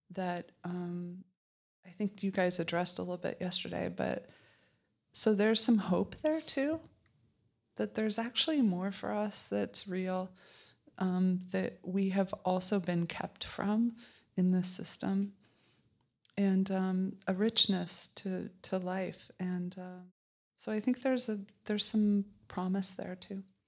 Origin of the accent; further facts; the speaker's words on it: Colorado, United States; I am from Colorado